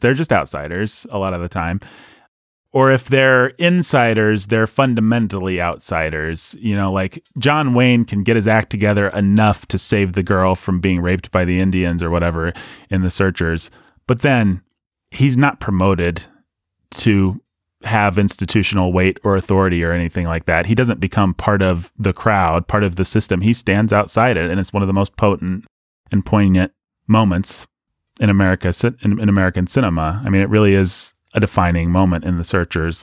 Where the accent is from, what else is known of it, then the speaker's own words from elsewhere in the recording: United Kingdom; our culture, British culture